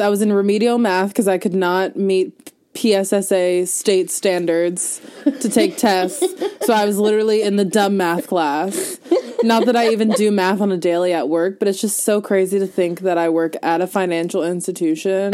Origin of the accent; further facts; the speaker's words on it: Langhorne, Pennsylvania, United States; I was born in St. Mary's oh. in Langhorne